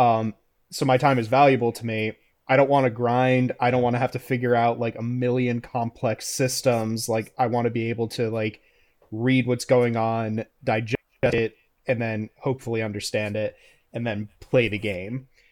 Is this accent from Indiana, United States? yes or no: no; North Carolina, United States; I'm from North Carolina